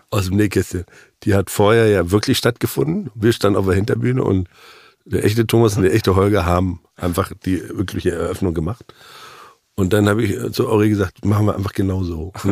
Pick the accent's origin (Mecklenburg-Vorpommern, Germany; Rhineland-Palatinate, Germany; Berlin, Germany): Mecklenburg-Vorpommern, Germany; Das, für mich als Mecklenburger ist es extrem schleswig-holsteinisch.